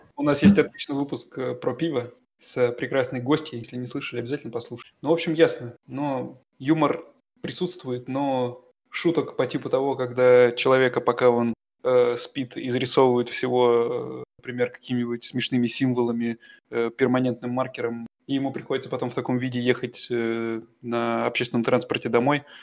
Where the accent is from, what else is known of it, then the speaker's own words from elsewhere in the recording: Russia; now in Germany; я из России, а это несложно понять по моему немецкому